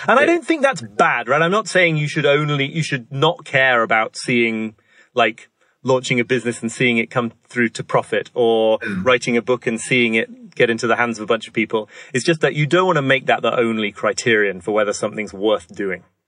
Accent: York, Yorkshire and the Humber, United Kingdom; I grew up in York in the north of England

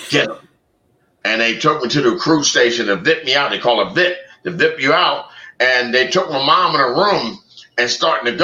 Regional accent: Philadelphia, Pennsylvania, United States; you know I'm from Philly.

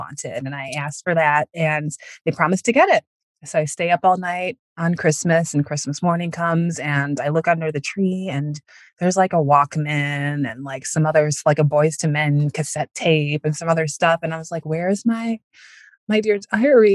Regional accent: Northwest suburbs of Chicago, Illinois, United States; I live in the suburbs of Chicago now. I grew up in the Northwest suburbs

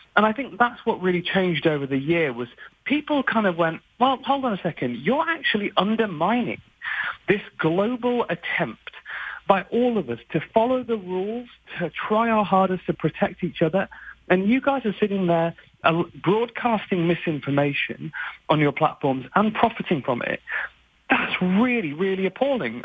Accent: United Kingdom; I'm very British

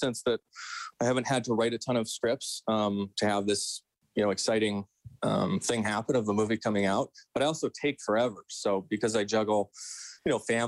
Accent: St. Albert, Alberta, Canada; I'm from here. I grew up outside of Edmonton in St. Albert. So I'm born and bred.

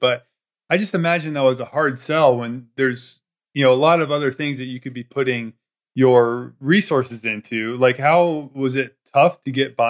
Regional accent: Daytona Beach, Florida, United States; I grew up in Daytona Beach

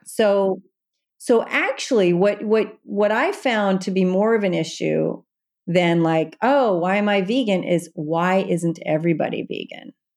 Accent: Evansville, Indiana, United States; also born or lived in Manhattan, New York; now in New York City, United States; my hometown of Evansville, Indiana

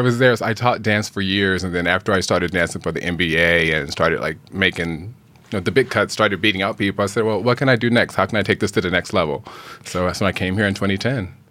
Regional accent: Phoenix, Arizona, United States; moved away as an adult; now in Los Angeles, United States; I'm from Phoenix, Arizona, originally.

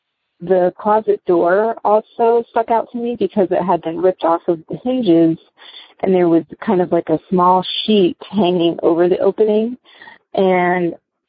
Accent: West Palm Beach, Florida, United States; I'm originally from West Palm Beach, Florida

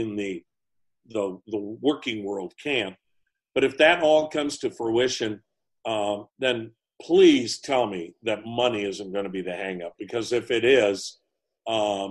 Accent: Wisconsin, United States; moved away; I'm from Wisconsin.

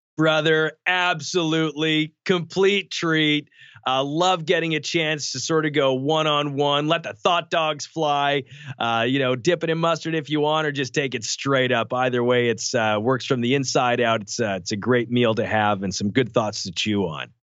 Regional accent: Canada; we grew up in Canada

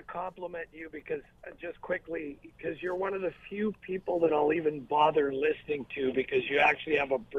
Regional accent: Sault Ste. Marie, Ontario, Canada; now in Toronto, Canada; I was born in Sault Ste. Marie, Ontario, and I'm a dual citizen, and I'm an American and a Canadian because I have a parent from each side of the border.

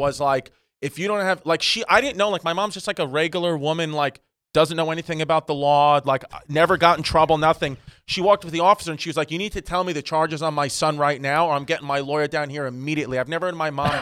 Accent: New York City, New York, United States; moved away as an adult; also born or lived in Bushwick, Brooklyn / Staten Island; I'm from a place called like Ridgewood, Queens, which is just a fucking garbage place

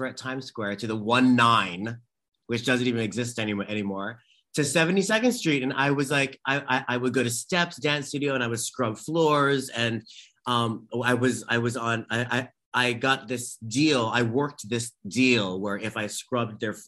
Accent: Hawaii, United States; moved away; I grew up in Hawaii, and I grew up in an incredibly religious, very Catholic home

